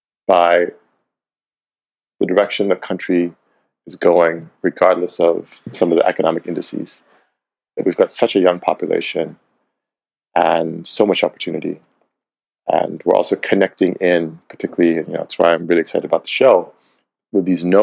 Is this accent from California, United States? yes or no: no; Cleveland, Ohio, United States; now in Ghana; And I was born in Cleveland, Ohio.